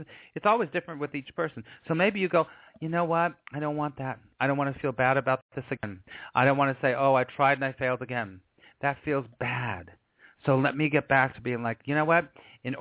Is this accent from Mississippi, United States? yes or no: no; Los Angeles, California, United States; I grew up in Los Angeles and I was an actor for years